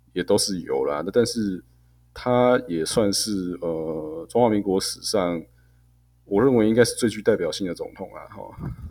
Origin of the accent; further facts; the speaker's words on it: Taiwan; 我们台湾人可能大部分人毕业的那一瞬间